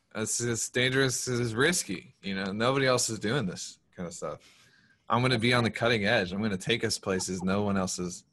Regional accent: the South, United States; we're from the South

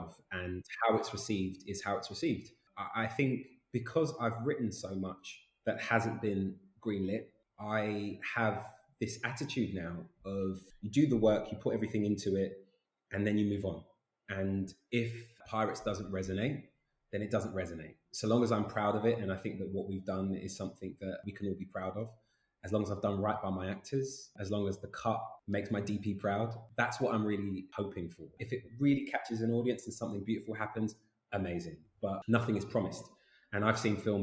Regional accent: London, United Kingdom; I grew up in Islington in North London

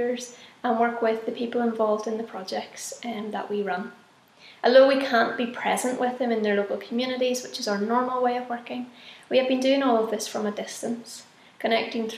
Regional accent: Northern Ireland, United Kingdom; moved away as an adult; now in Guatemala; I'm from Samefield in Northern Ireland

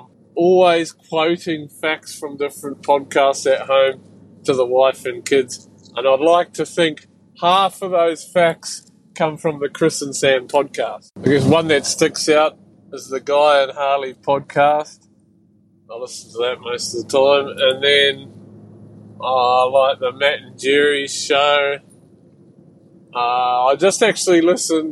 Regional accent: Auckland, New Zealand; now in Australia; I am from Auckland, New Zealand, but I reside in Australia

